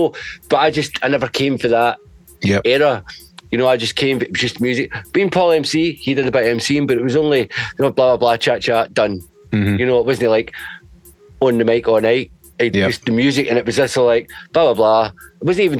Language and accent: English; Glasgow, Scotland, United Kingdom; I'm from Glasgow